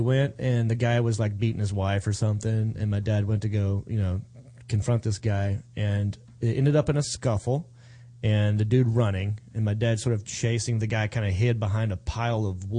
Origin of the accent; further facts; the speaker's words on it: Hickory, North Carolina, United States; I grew up in Hickory, North Carolina.